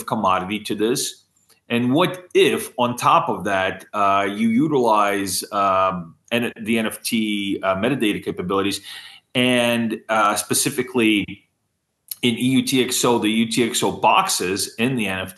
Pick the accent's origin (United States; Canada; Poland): United States; since I am American